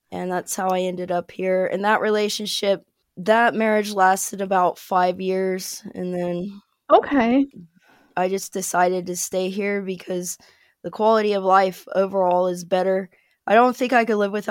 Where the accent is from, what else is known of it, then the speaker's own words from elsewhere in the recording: Ohio, United States; moved away as an adult; now in Birmingham, United Kingdom; I'm originally from a very small town in Ohio. It's like an hour north of Cincinnati. And now I live in Birmingham, England.